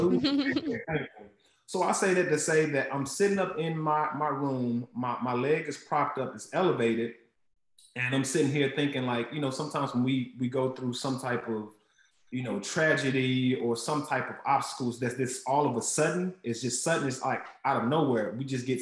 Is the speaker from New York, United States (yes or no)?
no; Huntsville, Alabama, United States; I was born in Huntsville, Alabama. And there was a Boys and Girls Club right in the projects where I grew up